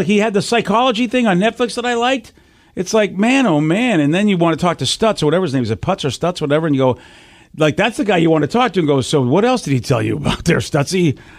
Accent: Massachusetts, United States; I grew up in Massachusetts

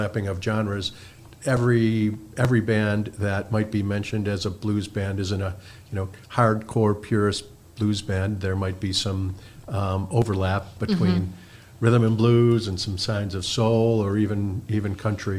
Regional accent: Chicago, Illinois, United States; moved away as an adult; now in Kalamazoo, United States; I grew up in Chicago

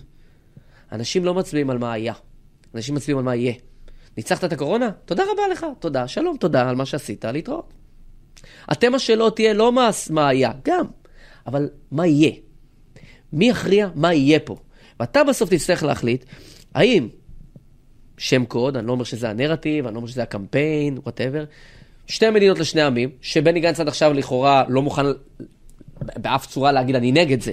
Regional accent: Rehovot, Central District, Israel; וגדלתי ב- וגדלנו באותו עיר

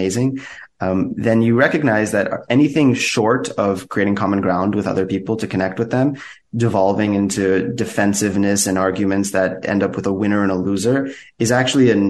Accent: United States; I grew up in the U.S. with two Iranian immigrant parents

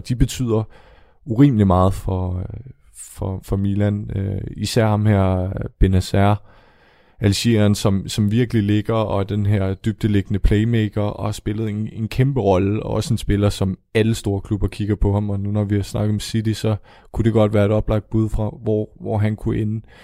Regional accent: Denmark

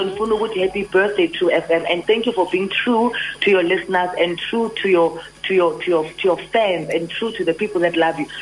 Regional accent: Johannesburg, Gauteng, South Africa; I grew up in Orlando West

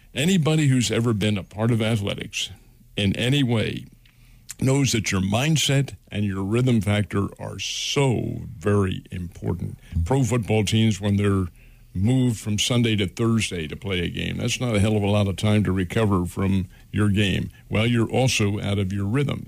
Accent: Philadelphia, Pennsylvania, United States; I'm a Philadelphian.

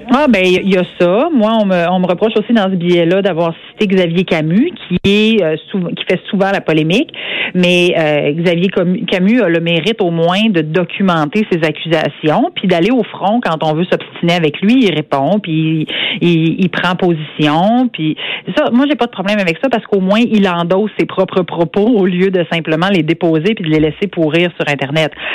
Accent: Saint-Georges, Quebec, Canada

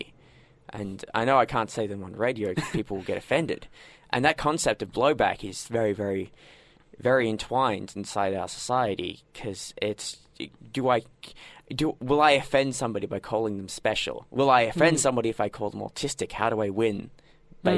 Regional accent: Australia

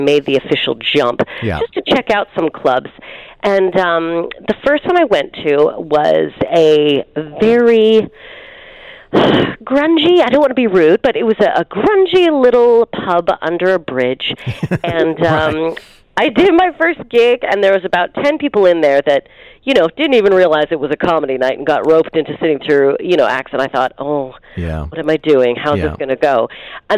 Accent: Calgary, Alberta, Canada; I'm from Calgary

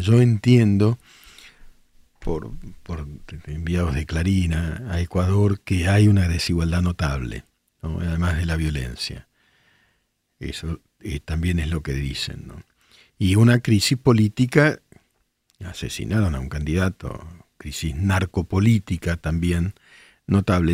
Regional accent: El Palomar, Buenos Aires Province, Argentina; moved away; yo soy de Palomar

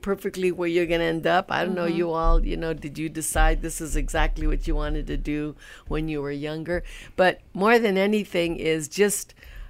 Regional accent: Madera, California, United States; born there; So I was born in Madera.

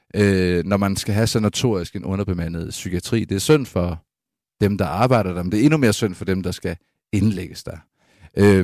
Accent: Aarhus, Central Denmark Region, Denmark; hvor jeg er vokset op på matriklen af Syriags Hospital i Aarhus

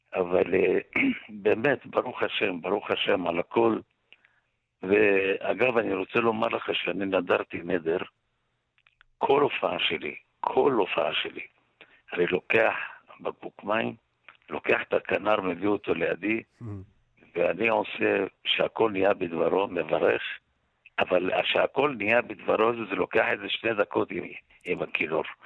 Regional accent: Jerusalem, Jerusalem District, Israel; אני גדלתי חלק בממילה וחלק בקטמונית

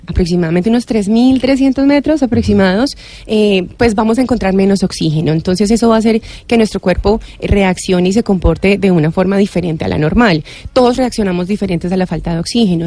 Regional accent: Colombia; Nosotros somos colombianos

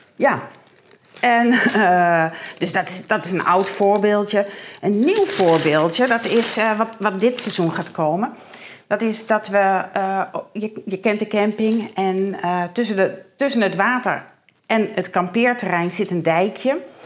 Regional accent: Heeg, Friesland, Netherlands; ik kom uit Paling City

